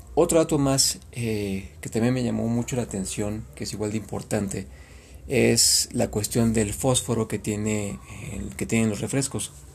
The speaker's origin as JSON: {"language": "Spanish", "country": "Mexico", "said": "En México, en mi país"}